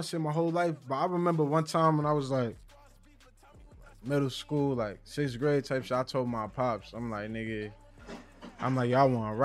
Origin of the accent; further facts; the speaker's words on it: Boston, Massachusetts, United States; I'm from Annunciation Road. Alice Taylor Projects.